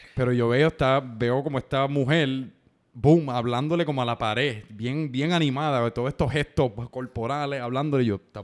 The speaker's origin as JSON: {"language": "Spanish", "town": "San Juan", "country": "Puerto Rico", "tie": "born or raised there", "said": "yo me crié en San Juan"}